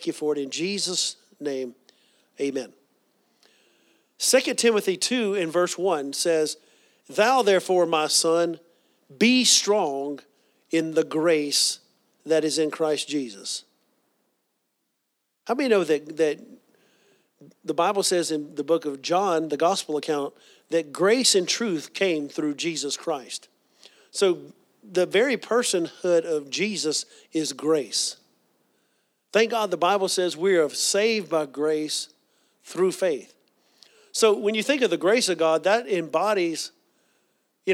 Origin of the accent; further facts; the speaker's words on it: the South, United States; growing up in the South